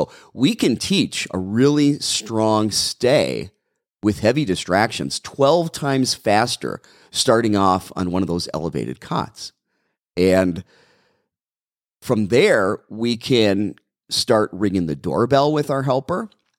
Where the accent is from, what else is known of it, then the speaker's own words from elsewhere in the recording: Brown Deer, Wisconsin, United States; I'm from Wisconsin, Audrey. I'm from Brown Deer, Wisconsin, originally, in a little tiny village of Milwaukee County.